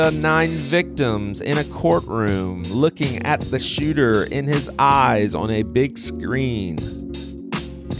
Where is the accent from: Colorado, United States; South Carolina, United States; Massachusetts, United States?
South Carolina, United States; Charleston; born and raised in Charleston, James Island boy